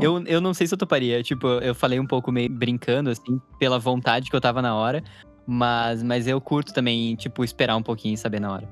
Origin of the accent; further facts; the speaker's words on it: Curitiba, Paraná, Brazil; moved away; also born or lived in Porto Alegre; depois que eu me mudei para Porto Alegre, que eu sou de Curitiba